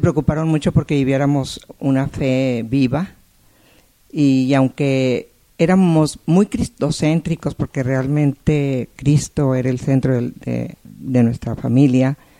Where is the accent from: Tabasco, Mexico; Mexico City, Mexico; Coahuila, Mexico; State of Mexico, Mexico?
Coahuila, Mexico; Saltillo; now in Monterrey, Mexico; yo nací en Monterrey, pero muy pequeña, para antes de los dos años, mis padres fueron a vivir a Saltillo, o sea que ahí crecí.